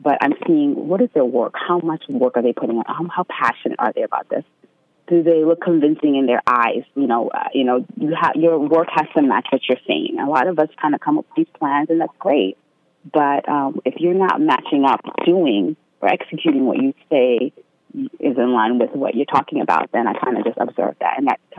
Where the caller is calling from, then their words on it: Queens, New York, United States; I'm from Queens.